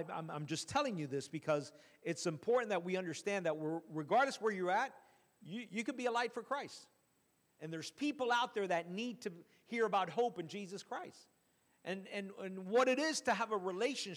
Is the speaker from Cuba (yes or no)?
yes; Cuba; moved away